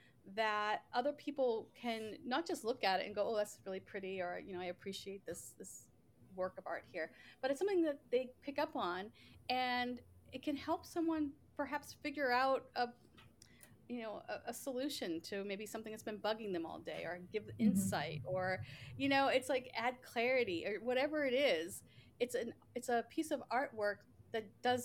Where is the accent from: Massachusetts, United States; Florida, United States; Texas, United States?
Massachusetts, United States; Boston; moved away as an adult; now in Seattle, United States; I'm originally from Boston